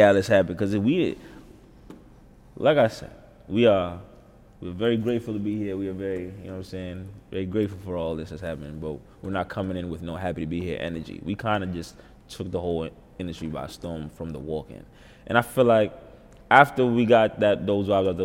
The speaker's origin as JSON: {"language": "English", "town": "New York City", "region": "New York", "country": "United States", "said": "I'm from Uptown"}